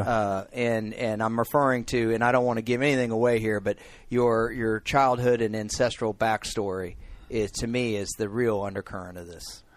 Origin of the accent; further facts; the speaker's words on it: North Central Texas, United States; You and I are from a conservative part of the country. Eh, we're from North Central Texas